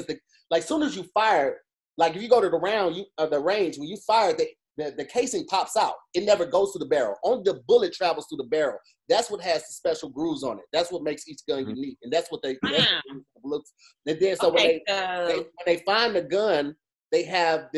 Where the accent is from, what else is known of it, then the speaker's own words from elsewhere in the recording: East St. Louis, Illinois, United States; I'm from East St. Louis